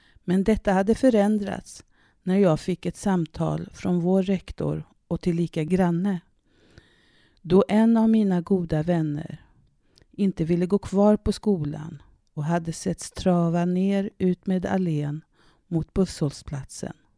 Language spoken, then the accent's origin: Swedish; Södermanland, Sweden; also born or lived in Canada / Härnösand; ett internatboende på Kesäters folkhögskola i Södermanland där jag växte upp